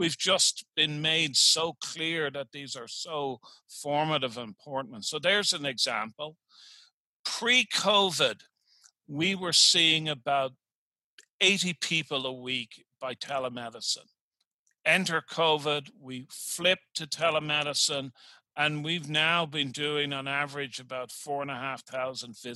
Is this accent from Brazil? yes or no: no; Dublin, Leinster, Ireland; now in Richmond, United States; Here I am in Richmond, Virginia, and I'm originally from Dublin, Ireland.